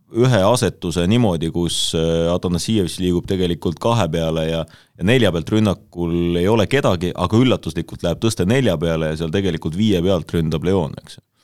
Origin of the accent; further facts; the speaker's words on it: Iisaku, Ida-Viru County, Estonia; ma sünnipäraselt tegelikult olen Ida-Virumaalt